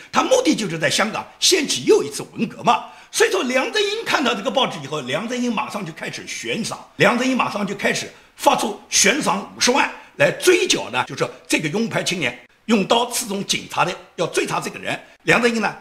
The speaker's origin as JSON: {"language": "Chinese", "town": "Nanjing", "region": "Jiangsu", "country": "China", "said": "用我们南京话讲"}